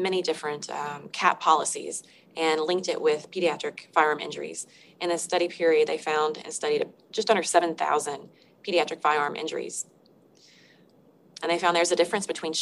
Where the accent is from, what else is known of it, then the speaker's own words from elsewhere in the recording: Arkansas, United States; I'm from Arkansas